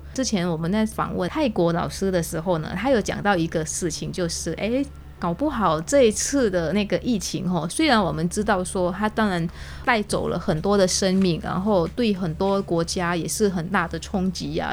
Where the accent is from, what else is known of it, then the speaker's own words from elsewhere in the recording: Taiwan; 我们台湾这边